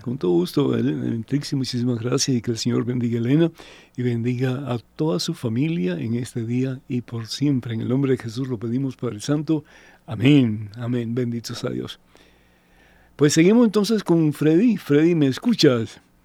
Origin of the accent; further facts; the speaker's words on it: Cuba; moved away; yo soy de Cuba, ¿sí? Y yo recuerdo cuando mis padres vinieron de Cuba, eh, éramos siete de familia